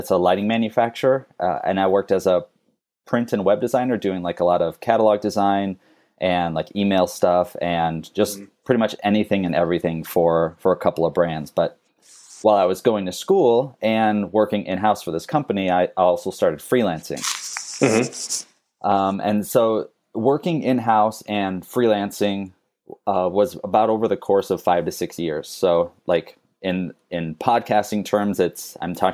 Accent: Phoenix, Arizona, United States; moved away as an adult; also born or lived in Wisconsin / Minnesota; now in Savannah, United States; My parents moved to Phoenix, Arizona when I was 4, and I grew up there. I was raised there, lived there until high school

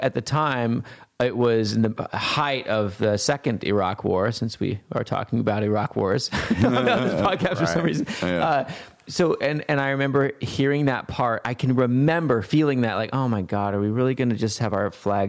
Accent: Montana, United States; I grew up in Montana, like really close to the reservations

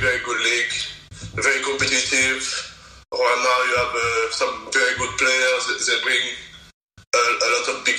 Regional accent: Guadeloupe; English is a second language; also born or lived in France / Spain; now in Boston, United States; I was raised in Guadeloupe, in the Caribbean.

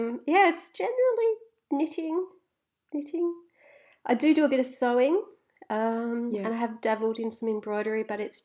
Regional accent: Australia; As an Australian

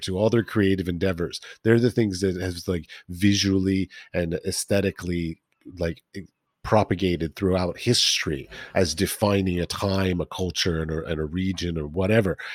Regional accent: Washington, District of Columbia, United States; I grew up in Washington D.C. near the Smithsonian uh, Institution

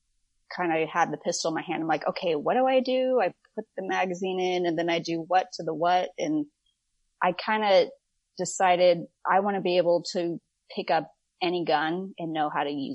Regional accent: Orange County, Southern California, United States; moved away as an adult; now in Texas, United States; I grew up in Orange County in Southern California

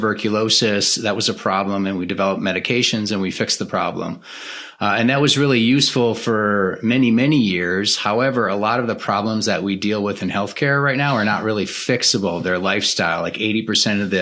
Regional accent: Green Bay, Wisconsin, United States; So I was raised in the Midwest culture. I'm originally from Green Bay, Wisconsin

